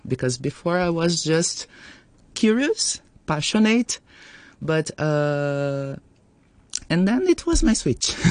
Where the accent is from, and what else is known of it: Brazil